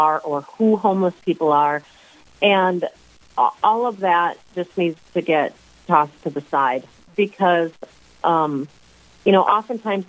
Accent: Sioux Falls, South Dakota, United States; I am originally from Sioux Falls. I grew up here.

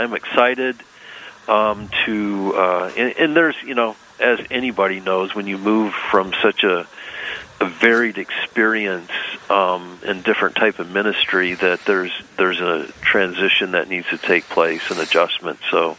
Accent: northern lower Michigan, United States; moved away as an adult; also born or lived in Fairbanks, Alaska; I grew up in northern lower Michigan

